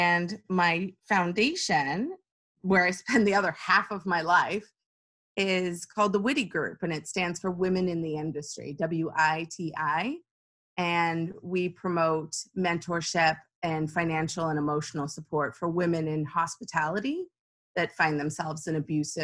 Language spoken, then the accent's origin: English; Arizona, United States; now in Houston, United States; I'm not originally from Houston. I'm originally from Arizona